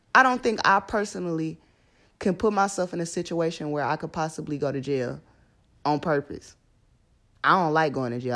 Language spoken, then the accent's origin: English; Houston, Texas, United States; moved away as an adult; now in Baton Rouge, United States; I'm from Houston, Texas